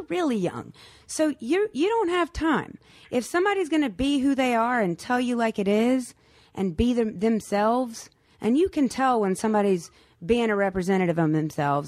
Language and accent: English; North Carolina, United States; I'm come from North Carolina where basketball is a religion.